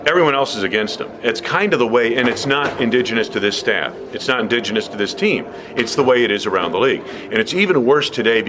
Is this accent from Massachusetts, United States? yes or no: yes; Massachusetts, United States; We're both from Massachusetts, both used to vacation on Cape Cod, not together, but we have same background and all.